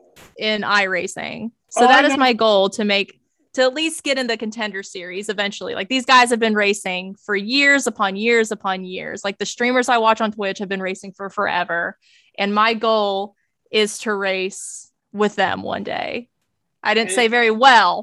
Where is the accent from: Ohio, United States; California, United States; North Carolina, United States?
North Carolina, United States; also born or lived in Orlando, Florida; I grew up in North Carolina